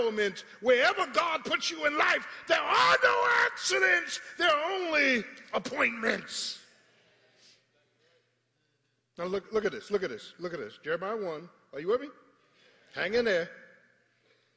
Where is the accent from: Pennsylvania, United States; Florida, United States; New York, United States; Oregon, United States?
Pennsylvania, United States; Philadelphia; I was raised in South Philadelphia